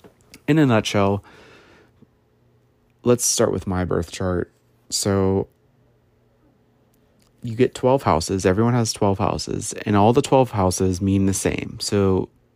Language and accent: English; United States; I was born in the West, like if you look at the world, in the United States